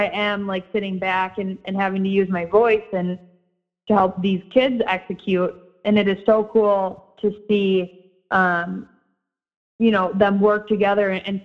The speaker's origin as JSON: {"language": "English", "town": "Edina", "region": "Minnesota", "country": "United States", "tie": "born or raised there", "said": "Edina High School. So ironically, my hometown, my alma mater"}